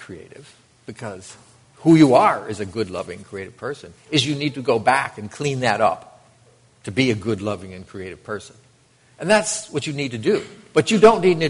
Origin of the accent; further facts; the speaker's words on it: United States; It was the first time I ever left the United States